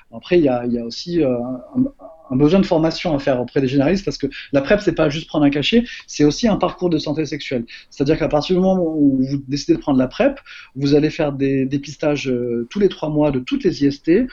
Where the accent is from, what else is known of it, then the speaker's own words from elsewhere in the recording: Marseille, Provence-Alpes-Côte d'Azur, France; moved away as an adult; also born or lived in Paris; je viens de Marseille